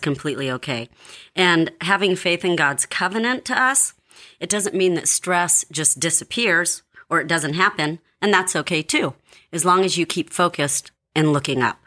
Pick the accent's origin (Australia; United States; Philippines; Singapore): Philippines; I'm Filipino